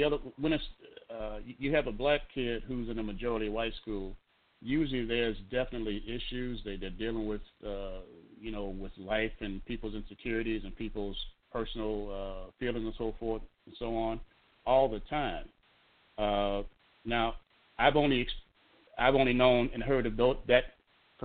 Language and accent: English; Chicago, Illinois, United States; we moved from the projects on the west side to 74th and Yates in 66